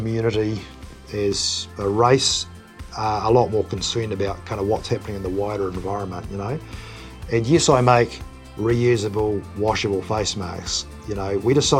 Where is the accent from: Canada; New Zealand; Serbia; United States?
New Zealand; deep down, I'm a Kiwi.